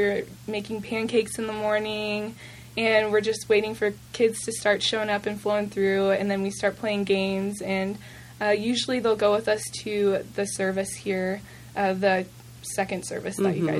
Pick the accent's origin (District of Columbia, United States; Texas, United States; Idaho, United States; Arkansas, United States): Idaho, United States; Moscow; born there; now in Moses Lake, United States; My family currently lives in Moses Lake, Washington, but I was born in Moscow, Idaho, and we've moved around quite a bit.